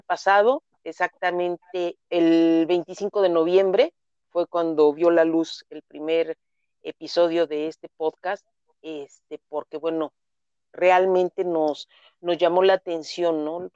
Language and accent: Spanish; Mexico City, Mexico; moved away as an adult; now in Nezahualcóyotl, Mexico; nací en la Ciudad de, México hace unos ayeres. Mis padres, bueno, nacieron igual en, la Ciudad de México, solamente tengo un hermano. Eh, mi madre ya falleció hace 15 años mi infancia, mi adolescencia transcurrió en la Ciudad de México